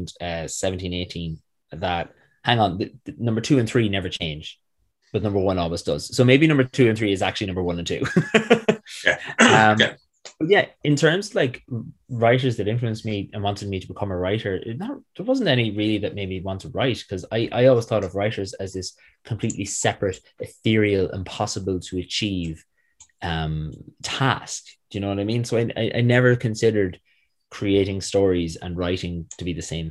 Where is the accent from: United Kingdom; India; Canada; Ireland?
Ireland; Manorhamilton, Connacht; also born or lived in United States; we moved home and I've been here since. Growing up in North Leitrim in a small town called Manor Hamilton